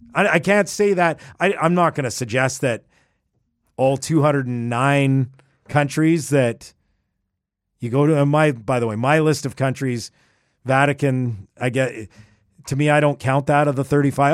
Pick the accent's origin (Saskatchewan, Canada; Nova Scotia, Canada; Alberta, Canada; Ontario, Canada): Alberta, Canada; Edmonton; I grew up in Edmonton